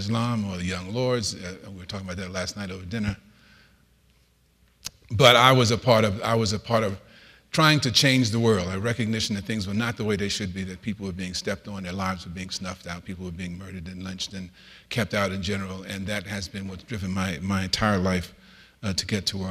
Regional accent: New York City, New York, United States; moved away; I was born in the South Bronx, the typical poverty profile. My mother was raised with three boys by herself

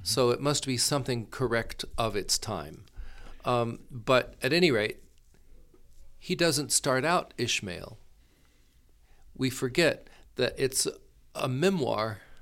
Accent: Gulf Coast, Florida, United States; now in Palo Alto, United States; I was born and raised in Florida

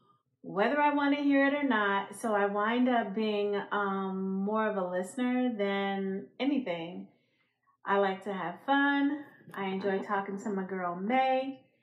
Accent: Chicago, Illinois, United States; I'm 52. I'm a mother, a sister, an aunt, a friend. I'm from Chicago. So what's up, Chi-Town?

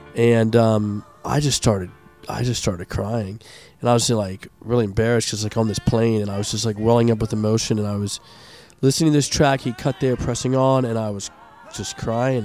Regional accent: Montgomery County, Maryland, United States; grew up in, uh, in uh, Montgomery County as well, and I went to Landon

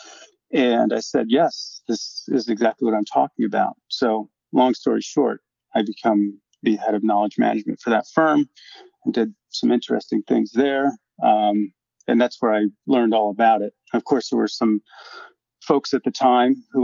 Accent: Syracuse, New York, United States; moved away as an adult; my hometown of Syracuse, New York

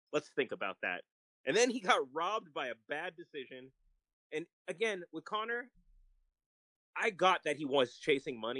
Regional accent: Philippines; It should hurt um, me to say this being a Filipino, but he deserved that.

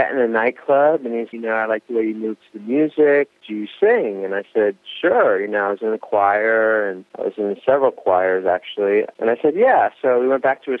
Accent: United States; also born or lived in New York; I'm American

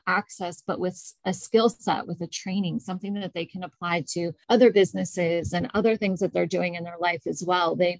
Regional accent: United States; In my hometown in the US, we had access to basic medical care

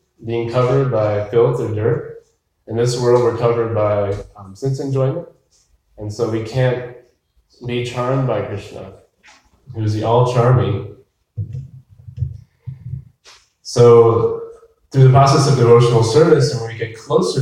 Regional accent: Berea, Ohio, United States; now in Tucson, United States; I grew up in Ohio, and at night, there was lots of lightning bugs

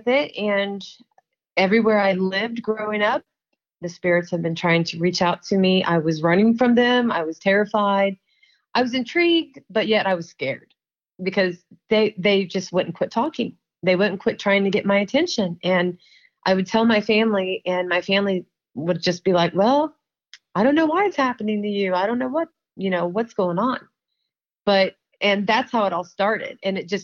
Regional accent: Marion, Ohio, United States; I'm from Marion, Ohio

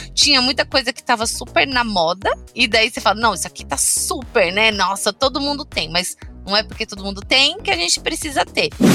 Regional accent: São Paulo, Brazil; also born or lived in Recife; Eu sou de São Paulo, capital da Zona Norte

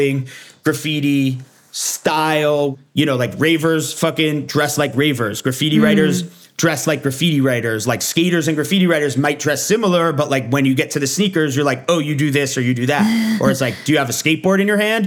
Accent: New York City, New York, United States; I grew up in downtown Manhattan

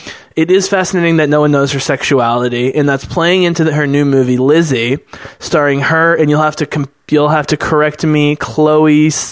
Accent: United States; I'm fucking American hippie.

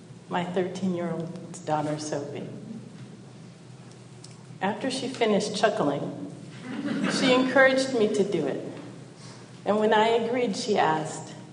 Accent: Detroit, Michigan, United States; born in Detroit, Michigan in 1965. My parents bought a house a few years before the 1968 riots.

